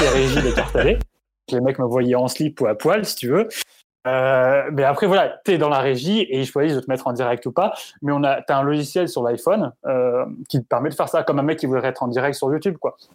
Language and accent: French; France; quand on est français